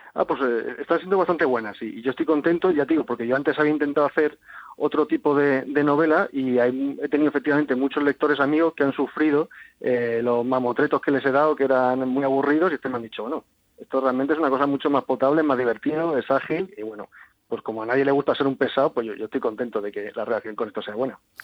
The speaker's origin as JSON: {"language": "Spanish", "town": "Cádiz", "region": "Andalusia", "country": "Spain", "said": "soy de Cádiz, conozco bien la región y pues desde chiquitito tenía mucha, mucha fascinación por Gibraltar"}